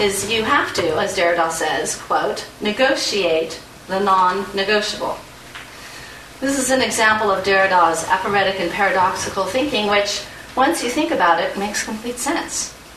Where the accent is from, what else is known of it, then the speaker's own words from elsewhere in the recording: United States; as an American insider